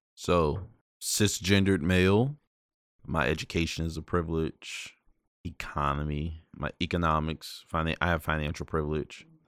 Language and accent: English; Prince Edward County, Virginia, United States; growing up in a community that still has this ugly scar from massive resistance and segregated public schools. So, for those of y'all don't know, I'm from Prince Edward County